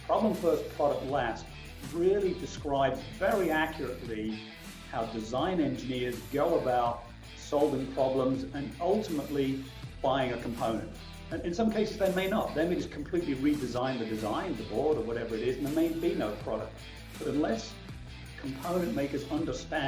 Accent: Boston, East Midlands, United Kingdom; moved away as an adult; also born or lived in London; now in Philadelphia, United States; I grew up in a very small town in England called Boston

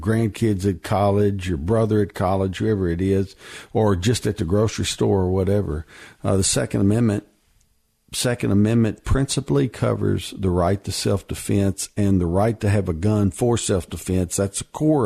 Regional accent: Kentucky, United States; I grew up in Kentucky

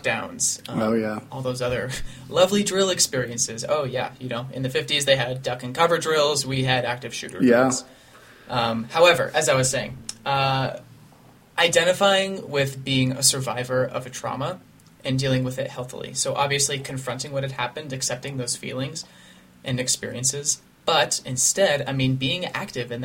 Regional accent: Colorado, United States; Ethan and I grew up in that district of Columbine High School.

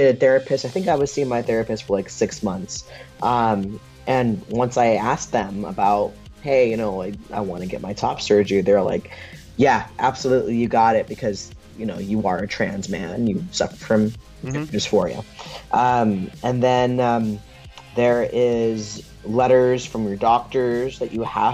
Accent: near San Francisco, California, United States; grew up in California, growing up near San Francisco

